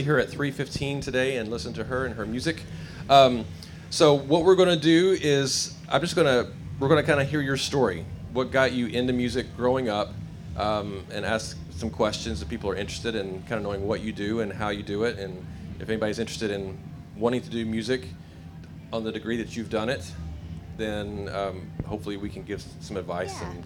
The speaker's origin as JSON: {"language": "English", "town": "Nashville", "region": "Tennessee", "country": "United States", "said": "I'm from Nashville, Tennessee"}